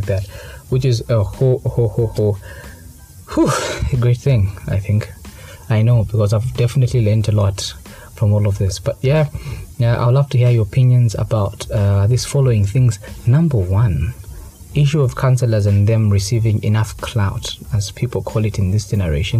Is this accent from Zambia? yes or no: yes; Kabwe, Central Province, Zambia; moved away; also born or lived in Lusaka; I traveled to Kawe. That's my hometown.